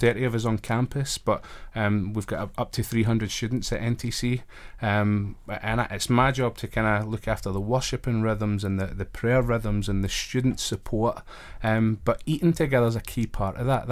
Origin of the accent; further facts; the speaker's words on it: Glasgow, Scotland, United Kingdom; moved away as an adult; also born or lived in Wrexham / Belfast; now in Manchester, United Kingdom; I'm originally from Glasgow, up in Scotland